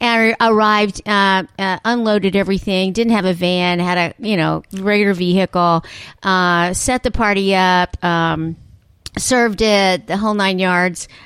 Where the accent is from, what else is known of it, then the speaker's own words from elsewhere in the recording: Dallas, Texas, United States; I'm from Dallas